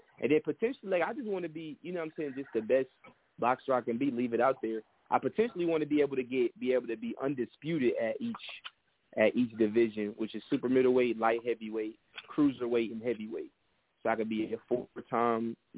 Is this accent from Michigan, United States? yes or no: yes; Detroit, Michigan, United States; I'm from Detroit